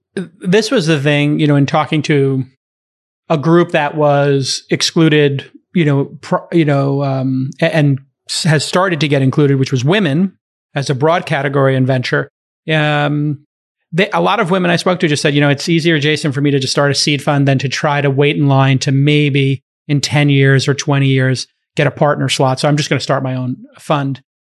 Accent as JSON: {"language": "English", "town": "New York City", "region": "New York", "country": "United States", "tie": "born or raised there", "said": "I came from Brooklyn. My dad's a bartender. My mom's a nurse."}